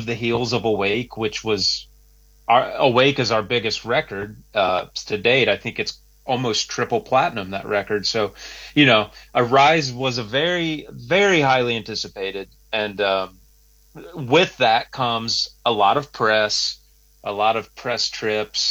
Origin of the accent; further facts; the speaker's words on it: southern Ohio, United States; moved away as an adult; now in Nashville, United States; Originally from Ohio, southern Ohio.